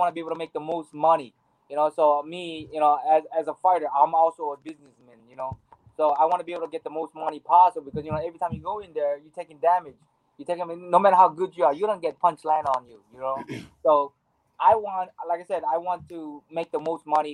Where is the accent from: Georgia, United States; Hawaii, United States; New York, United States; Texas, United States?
Hawaii, United States; Maui; I grew up in Hawaii. Maui, Hawaii